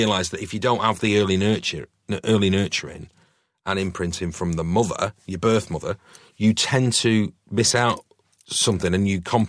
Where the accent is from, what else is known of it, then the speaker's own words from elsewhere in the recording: New Longton, North West England, United Kingdom; also born or lived in Didsbury; So I was adopted in Didsbury. My mum and dad adopted me, and then I was taken from Didsbury to a little village called New Longton, which is just outside Preston, and it's very agricultural around there.